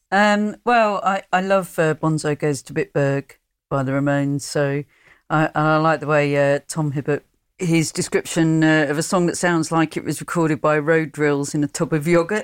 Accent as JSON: {"language": "English", "area": "Hertfordshire", "region": "East of England", "country": "United Kingdom", "tie": "born or raised there", "also_born_or_lived": "Sheffield", "moved": "yes", "said": "growing up in Hertfordshire"}